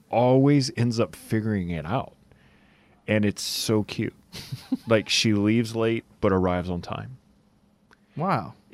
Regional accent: Lafayette, Louisiana, United States; I'm from Lafayette, so, Louisiana.

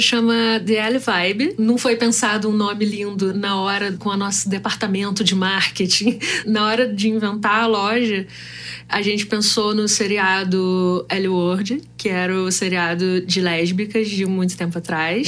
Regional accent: Rio de Janeiro, Brazil; sou do Rio de Janeiro

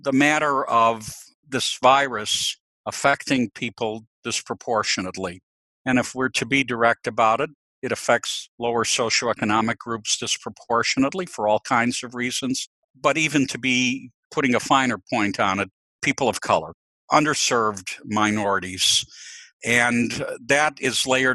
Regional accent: Chicago, Illinois, United States; I was born in Chicago to two parents who were immigrants from the Ukraine

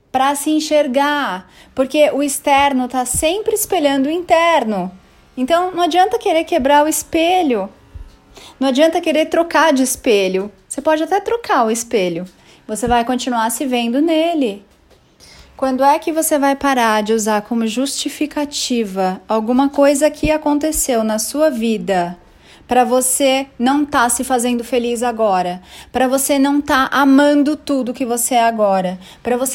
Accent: Bangu, Rio de Janeiro, Brazil; born there; now in São Paulo, Brazil; Ai, nasci em Bangu. Verdade. Ai, meus pais nunca tiveram um trabalho

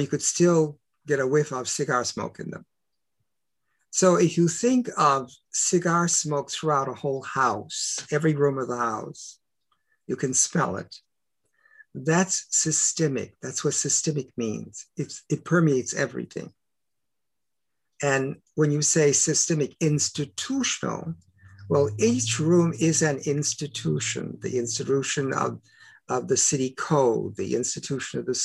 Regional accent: Detroit, Michigan, United States; first language English; I was born in Detroit, Michigan, and we are longtime Detroiters.

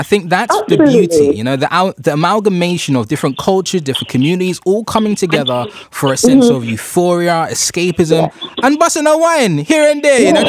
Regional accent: Grenada; Grenada, where my home country

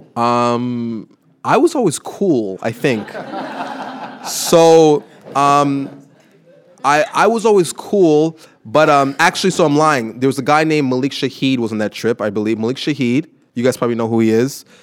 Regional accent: Montreal, Quebec, Canada; from Montreal

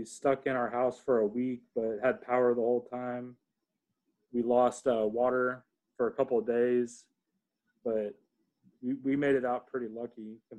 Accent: New Braunfels, Texas, United States; also born or lived in Freeport, Texas; now in Austin, United States; I was born down in the coast, south of Houston, and then moved up to New Braunfels.

